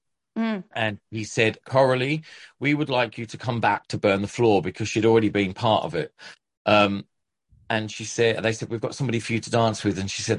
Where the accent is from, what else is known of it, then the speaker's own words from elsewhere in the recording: Ipswich, East of England, United Kingdom; accent: Australian twang; local dance school from Ipswich, where I'm from. Despite this weird Australian twang that I have, I am from Ipswich. I'm a Suffolk boy.